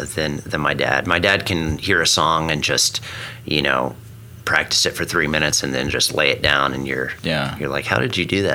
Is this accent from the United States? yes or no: yes; Stillwater, Oklahoma, United States; moved away as an adult; also born or lived in Colorado; So I grew up in Stillwater, Oklahoma, about 60 miles away from here. Mm-hmm. So born and raised in Okie